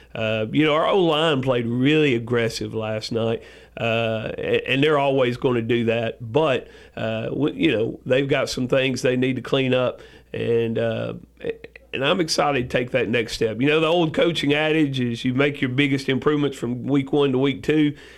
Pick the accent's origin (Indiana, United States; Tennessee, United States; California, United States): Tennessee, United States; West; moved away as an adult; also born or lived in Cleveland, Tennessee; now in Rutherford County, Tennessee, United States; I grew up in West Tennessee, played football over there.